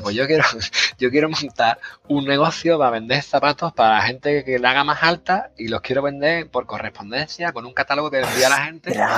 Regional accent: Seville, Andalusia, Spain; accent: Sevillano; mi acento sevillano

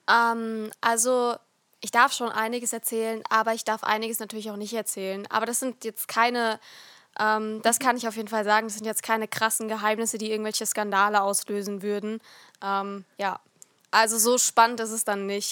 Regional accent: Rhineland-Palatinate, Germany; ich komme nicht aus Nordrhein-Westfalen. Ähm, sondern aus Rheinland-Pfalz

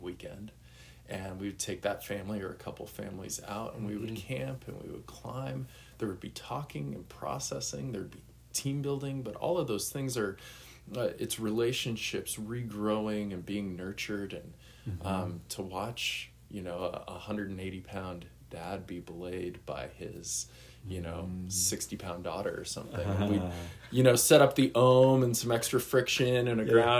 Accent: Boulder, Colorado, United States; moved away as an adult; also born or lived in overseas; I'm originally from Boulder, Colorado. I currently live in Denver after being overseas for 15 years.

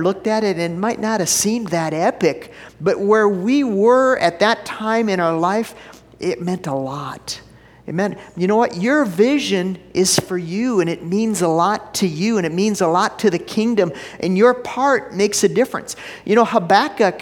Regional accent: Minneapolis, Minnesota, United States; moved away; I grew up in Minneapolis. When I was a kid, every summer, it was on a Wednesday night, we'd go down and watch the Aquitennial Parade

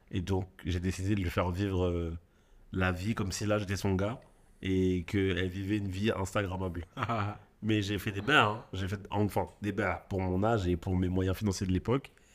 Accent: Marseille, Provence-Alpes-Côte d'Azur, France; en tant que Marseillais

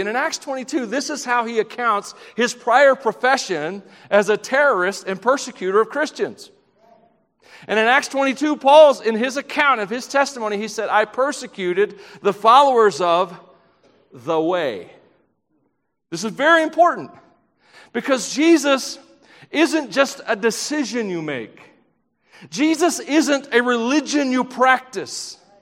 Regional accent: Tennessee, United States; I'm from Tennessee

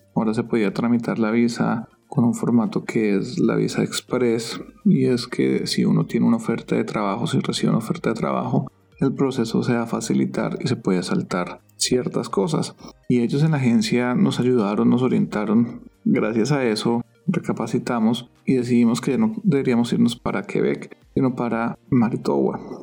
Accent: Colombia; moved away as an adult; now in San Diego, United States; ya han pasado cuatro años desde que salimos de Colombia

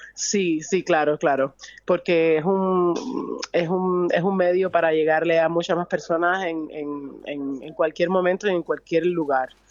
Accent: Havana, Cuba; also born or lived in Vedado; Soy de La Habana

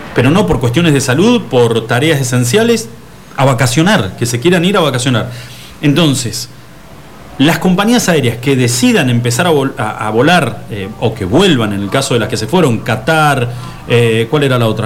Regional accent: Argentina; cómo somos los argentinos

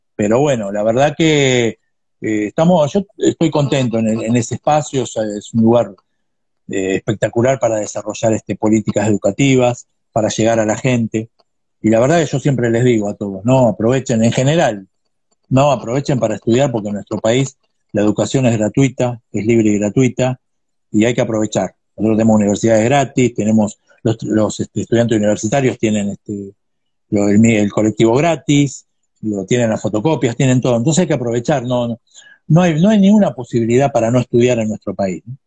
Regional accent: Ensenada, Buenos Aires Province, Argentina; soy de Ensenada

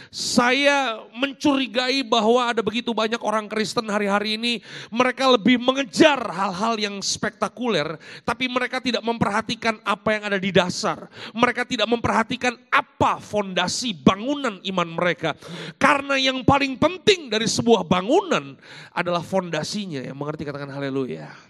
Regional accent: Jakarta, Indonesia; also born or lived in Malang; saya lahir dan besar di Jakarta tapi saya uh, dewasa di Malang di Jawa uh, Timur

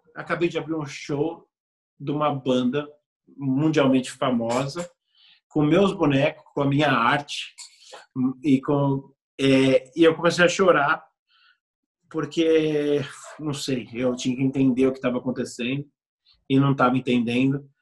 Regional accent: Brazil; I'm from Brazil.

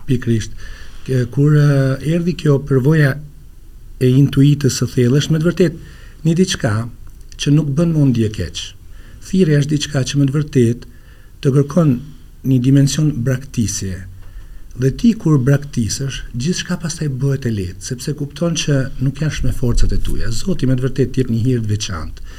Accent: Laç, Lezhë County, Albania; unë jam lindur e rritur në Laç

